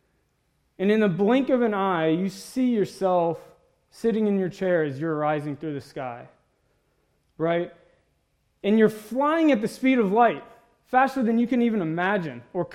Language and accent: English; Mississippi, United States; moved away; I grew up in Mississippi. That's why I talk and look a little funny.